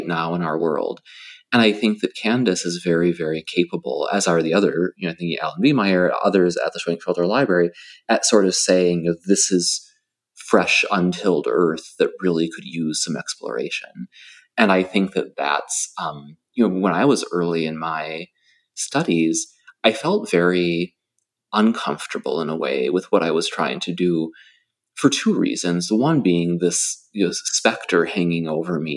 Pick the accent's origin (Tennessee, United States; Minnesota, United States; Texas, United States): Minnesota, United States; now in Delaware, United States; I'm a guy from Minnesota who now lives in Delaware